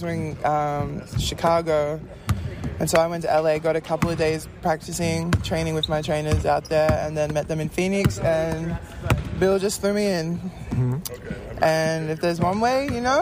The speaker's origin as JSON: {"language": "English", "country": "Australia", "tie": "born or raised there", "moved": "as an adult", "said": "I grew up playing in Australia"}